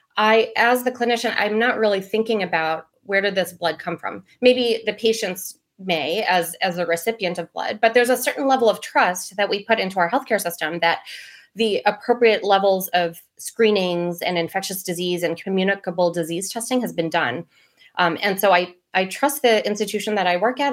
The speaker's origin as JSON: {"language": "English", "region": "Maryland", "country": "United States", "tie": "born or raised there", "said": "I was born and raised in Maryland"}